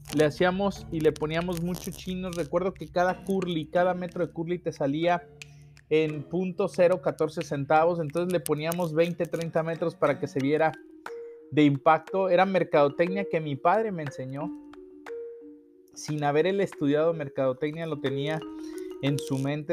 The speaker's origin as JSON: {"language": "Spanish", "country": "Mexico", "said": "como buen mexicano"}